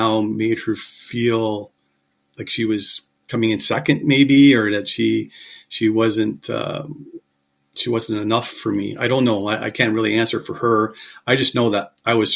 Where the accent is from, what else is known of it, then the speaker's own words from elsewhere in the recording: Kingston, Ontario, Canada; also born or lived in Montreal, Quebec; I was born in Montreal. My father worked for what was Northern Electric at the time. And he received a transfer to Kingston when I was 7 years old. And I grew up in Kingston.